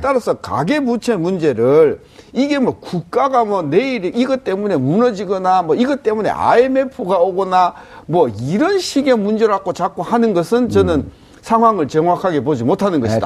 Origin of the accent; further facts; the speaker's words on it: Yeongnam, South Korea; 전 영남이라서